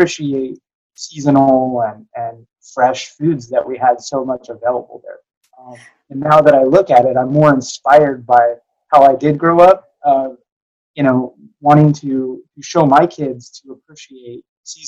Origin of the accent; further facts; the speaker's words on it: Burbank, California, United States; also born or lived in Seattle, Washington; now in Dallas, United States; I grew up in Burbank, California